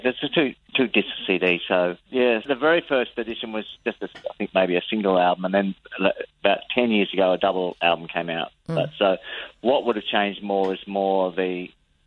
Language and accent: English; Adelaide, South Australia, Australia; We're both from Adelaide.